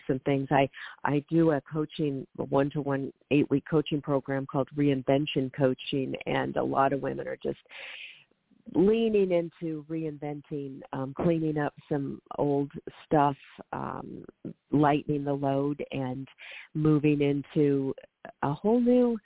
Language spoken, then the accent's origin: English; Seattle, Washington, United States; moved away; I have relocated up to my hometown, the Seattle area